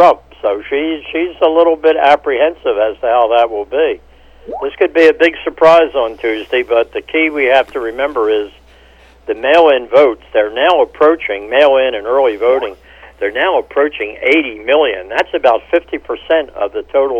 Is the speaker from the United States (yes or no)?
yes; Philadelphia, Pennsylvania, United States; I'm from Philadelphia